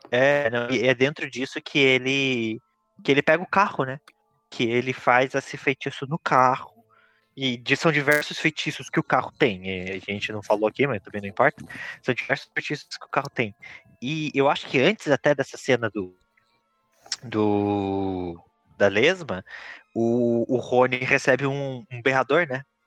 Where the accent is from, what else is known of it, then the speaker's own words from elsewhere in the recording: Brazil; como um bom brasileiro que sou